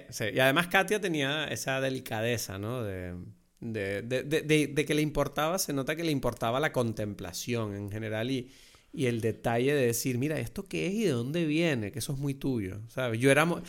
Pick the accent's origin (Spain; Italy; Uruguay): Spain; Lanzarote, Canary Islands; como lanzaroteño, como conejero, muchas de las cosas que tú ves en el documental a mí me parecían como, wow, me recuerda demasiado a mi tierra